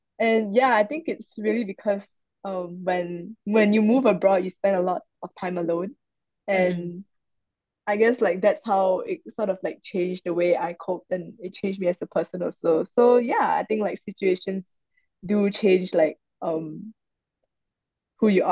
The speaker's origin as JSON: {"language": "English", "country": "Malaysia", "moved": "as an adult", "lives_now": "Singapore", "said": "I'm actually Malaysian and I came to Singapore when I was 19 for uni."}